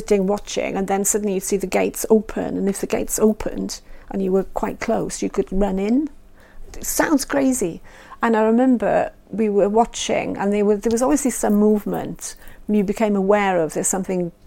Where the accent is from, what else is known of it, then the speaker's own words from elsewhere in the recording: Lampeter, Wales, United Kingdom; I'm the Welsh one. I actually come from there. You know, my Welsh is local and I speak Welsh.